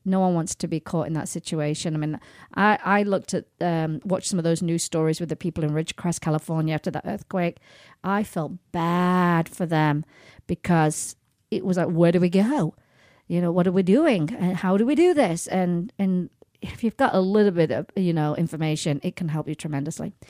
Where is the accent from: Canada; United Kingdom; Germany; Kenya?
United Kingdom; England; moved away; when I go back home to England